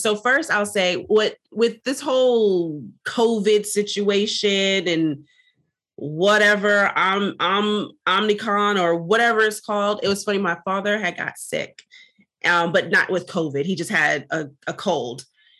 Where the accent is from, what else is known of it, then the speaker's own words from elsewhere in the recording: Jamaica; As a Jamaican, we're often taught, you know, don't talk your business, don't speak your business, keep everything to yourself and in your family, and that's it.